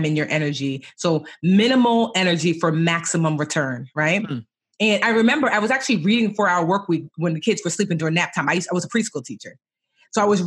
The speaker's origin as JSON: {"language": "English", "region": "New Jersey", "country": "United States", "tie": "born or raised there", "also_born_or_lived": "Roselle, New Jersey", "said": "I was born in New Jersey, but my parents were both born and raised in Nigeria"}